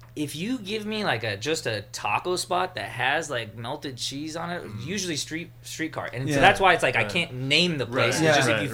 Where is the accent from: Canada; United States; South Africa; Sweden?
United States; Pasadena, California; I grew up in Pasadena.